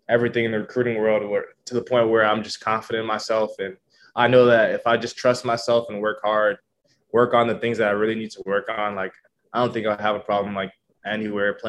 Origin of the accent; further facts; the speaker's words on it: Minneapolis, Minnesota, United States; moved away as an adult; now in Lincoln, United States; I've always been a hometown, you know, kid. I grew up in the city